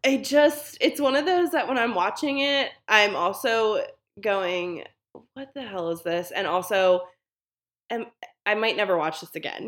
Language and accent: English; Baltimore, Maryland, United States; I am from Baltimore